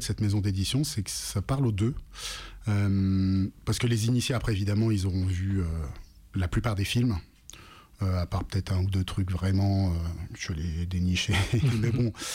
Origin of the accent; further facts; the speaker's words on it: Lyon, Auvergne-Rhône-Alpes, France; Je viens de Lyon